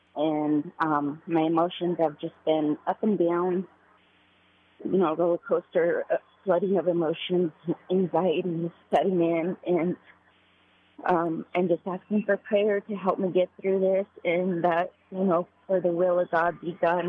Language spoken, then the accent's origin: English; Severance, Colorado, United States; I'm actually from Severance, Colorado, but I'm in Philadelphia right now